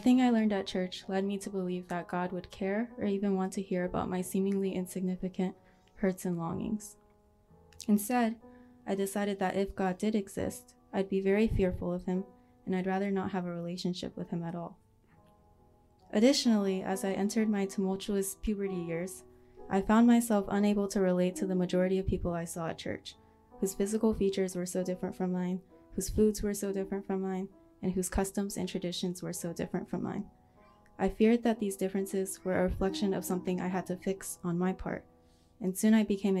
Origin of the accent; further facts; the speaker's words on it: Texas, United States; our neighbor across the street where I grew up in Texas